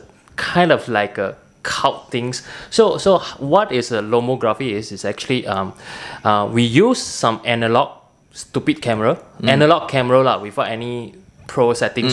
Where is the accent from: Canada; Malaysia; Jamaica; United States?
Malaysia; Alor Setar, Kedah; now in Kuala Lumpur, Malaysia; I'm from Alostar. If you know this place, it's up north